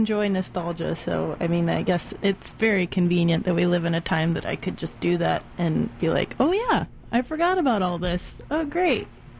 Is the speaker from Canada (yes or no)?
no; Florida, United States; moved away; my hometown in Florida